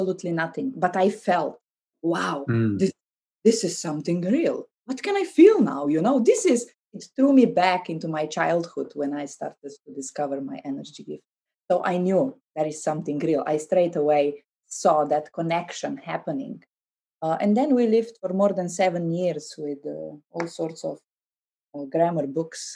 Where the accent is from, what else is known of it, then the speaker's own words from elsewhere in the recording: Slovenia; English is a second language; I couldn't speak any English because I learned German. I grew up very close to Austrian border